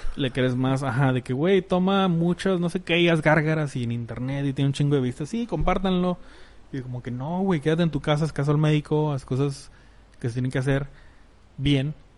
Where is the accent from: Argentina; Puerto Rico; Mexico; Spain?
Mexico; en México estamos muy aculturados a ser muy calurosos o muy cercanos